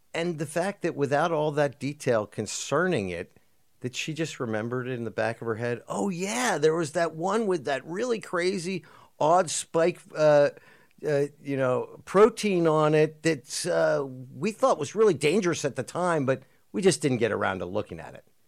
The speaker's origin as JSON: {"language": "English", "country": "United States", "said": "as an American"}